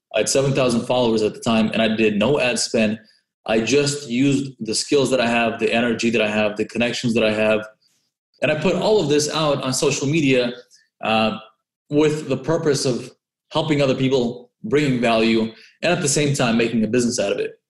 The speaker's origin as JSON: {"language": "English", "area": "Orange County", "region": "California", "country": "United States", "tie": "born or raised there", "also_born_or_lived": "San Francisco", "moved": "as an adult", "said": "I grew up in Orange County and I first moved to San Francisco"}